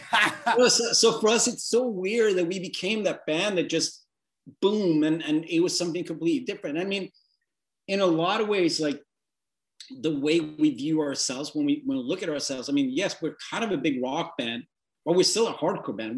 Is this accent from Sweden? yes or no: yes; northern Sweden, Sweden; I'm this scrawny, like effeminate guy from the north of Sweden